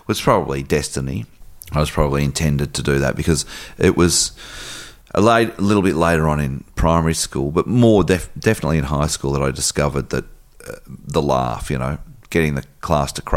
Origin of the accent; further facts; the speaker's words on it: Melbourne, Victoria, Australia; I grew up in Bayswater, outer eastern suburb